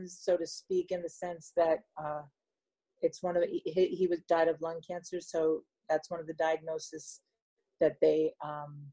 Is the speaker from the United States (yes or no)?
yes; New York City, New York, United States; moved away as an adult; now in Rutherford, United States; I'm from Manhattan